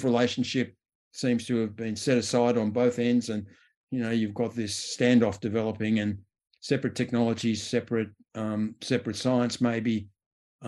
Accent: Australia; As an Australian

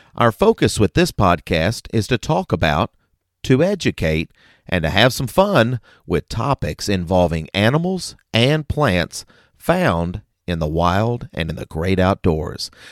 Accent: Kentucky, United States; in my home state, Kentucky

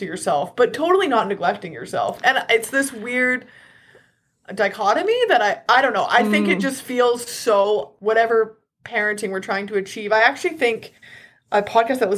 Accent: Southern Alberta, Canada; I was raised in Southern Alberta, and now I live here again

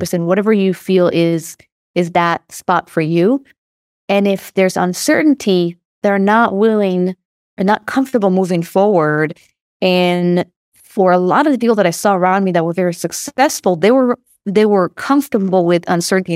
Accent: Israel; accent: Israeli; moved away as an adult; now in California, United States; I don't know if you can hear from my accent, but I'm Israeli

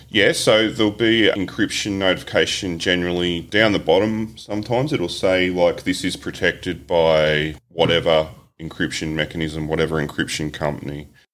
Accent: Australia; as an Aussie

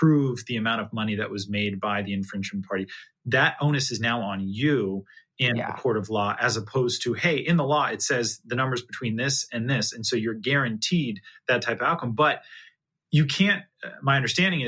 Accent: California, United States; Well, I'm from California originally. So that's where I grew up

